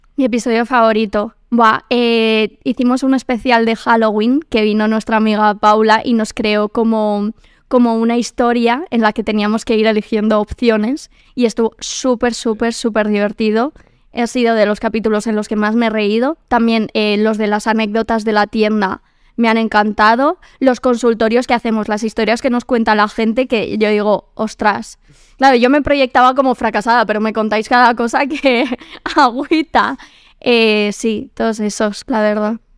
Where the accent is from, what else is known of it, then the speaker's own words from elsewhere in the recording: Quintana, Community of Madrid, Spain; Soy de Quintana, de barrio, de tal.